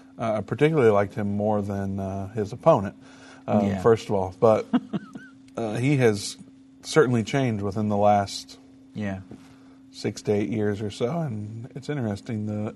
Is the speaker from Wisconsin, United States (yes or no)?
no; Indiana, United States; Indiana, my home state